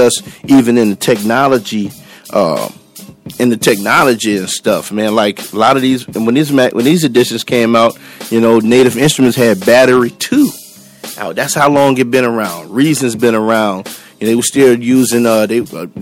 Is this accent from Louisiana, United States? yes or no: yes; New Orleans, Louisiana, United States; moved away as an adult; now in Texas, United States; I am originally from New Orleans